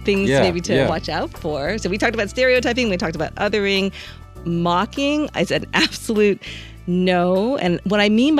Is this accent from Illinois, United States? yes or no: yes; Chicago, Illinois, United States; And when I say, I'm from Chicago